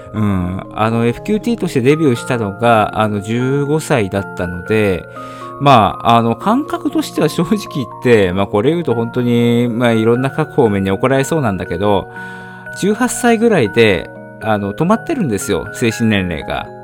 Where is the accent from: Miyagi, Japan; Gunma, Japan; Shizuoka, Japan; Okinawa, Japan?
Shizuoka, Japan; moved away as an adult; also born or lived in Tokyo; 18で、えー、静岡を出て上京して、えー、大学に入って